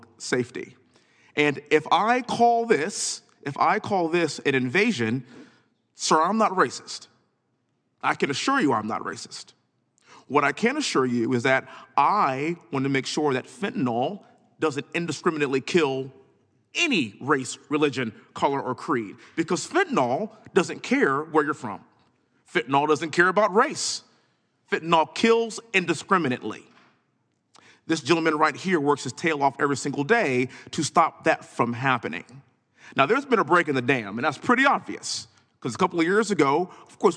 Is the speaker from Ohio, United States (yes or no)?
no; Texas, United States; born and raised in Texas, living in Houston